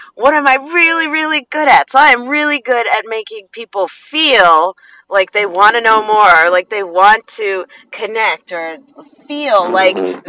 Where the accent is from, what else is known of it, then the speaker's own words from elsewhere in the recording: New Jersey, United States; I'm from Jersey